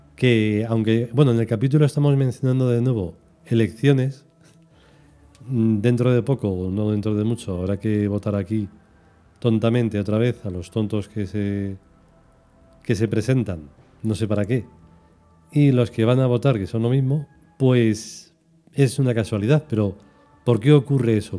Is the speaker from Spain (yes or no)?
yes; Spain; soy español